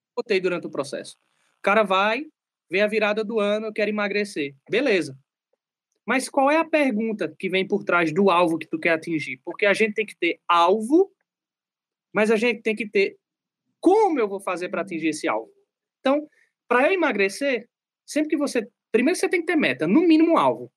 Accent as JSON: {"language": "Portuguese", "region": "sertão of Pernambuco", "country": "Brazil", "tie": "born or raised there", "also_born_or_lived": "southern Brazil", "moved": "yes", "said": "Eu venho do sertão de Pernambuco. É uma cidade aí que tem mais ou menos 80 mil habitantes. E eu não tive uma infância muito fácil"}